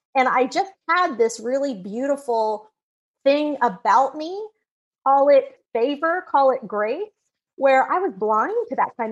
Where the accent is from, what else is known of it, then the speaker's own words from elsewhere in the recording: Texas, United States; there was this little country bumpkin school out in Texas